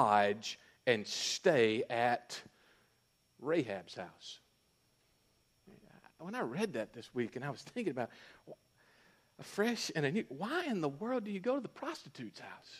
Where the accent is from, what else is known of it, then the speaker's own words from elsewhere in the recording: North Mississippi, United States; I'm from North Mississippi.